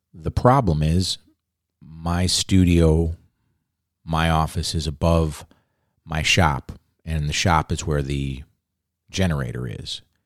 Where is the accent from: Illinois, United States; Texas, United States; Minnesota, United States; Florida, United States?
Illinois, United States; Chicago; now in Southern Oregon, United States; I grew up in Chicago.